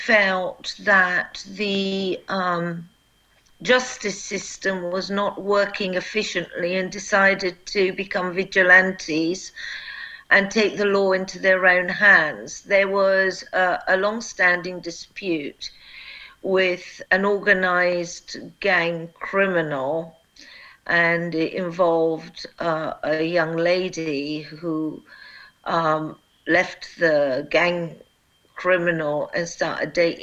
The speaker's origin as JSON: {"language": "English", "country": "United Kingdom", "also_born_or_lived": "Kosovo", "said": "I am a British prosecutor who went to work for the UN and then worked for Eulex in Kosovo"}